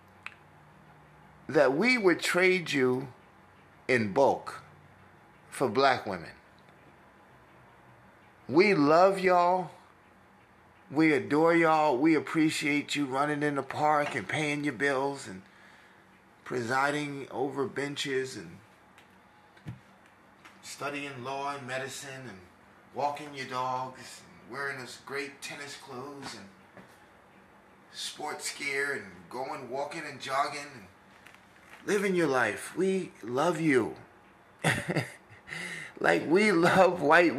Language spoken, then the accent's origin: English; New York, United States; now in Texas, United States; I talk like this because I'm from New York, but I've been raised significantly in Texas, a place I would die for